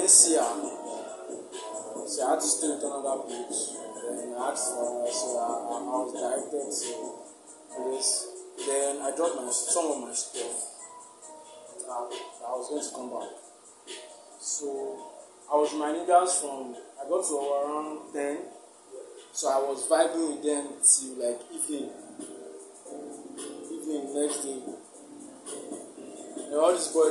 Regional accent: Akure, Ondo, Nigeria; also born or lived in Lagos; Akure is my hometown

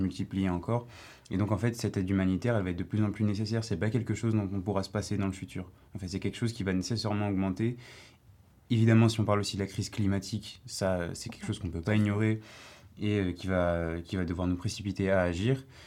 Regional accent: Paris, Île-de-France, France; je viens de Paris, du 15e

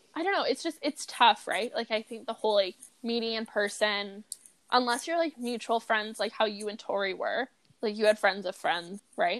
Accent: Kamloops, British Columbia, Canada; I grew up in freaking like the hood of Kamloops

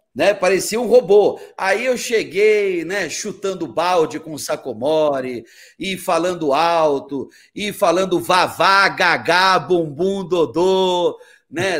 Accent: São Paulo, Brazil; also born or lived in Porto Alegre, Rio Grande do Sul; now in Cuiabá, Brazil; mesmo sendo paulista

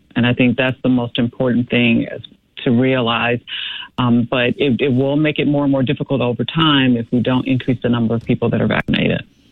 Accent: Chicago, Illinois, United States; I grew up in Chicago and have lived in the south suburbs my uh, entire uh, married life

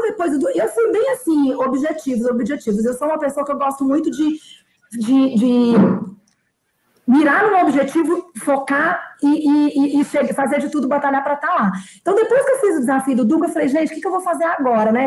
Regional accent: Belo Horizonte, Minas Gerais, Brazil; now in São Paulo, Brazil; eu sou mineira de Belo Horizonte. É, eu moro em São Paulo

